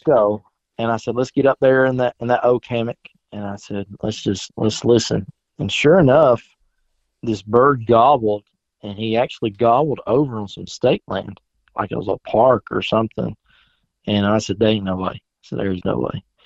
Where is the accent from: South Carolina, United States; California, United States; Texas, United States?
South Carolina, United States; born or raised there; moved away as an adult